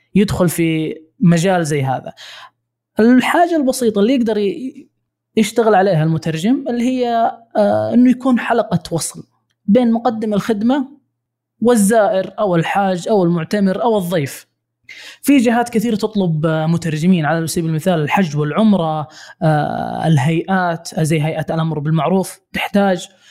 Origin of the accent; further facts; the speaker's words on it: Saudi Arabia; عندنا في السعوديه